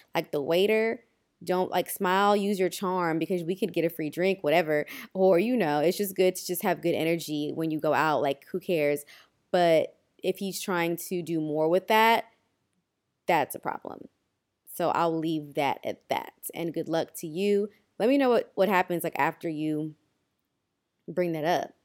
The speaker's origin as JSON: {"language": "English", "country": "Kenya", "said": "as a Kenyan"}